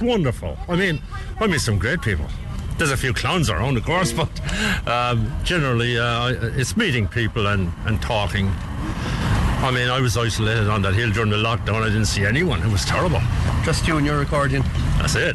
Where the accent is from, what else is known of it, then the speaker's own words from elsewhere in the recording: Cork, Munster, Ireland; moved away as an adult; also born or lived in Australia; I always wanted to come back to Cork to, to do my music